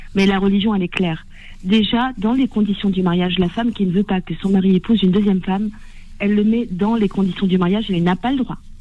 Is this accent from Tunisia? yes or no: yes; Tunisia; je suis tunisienne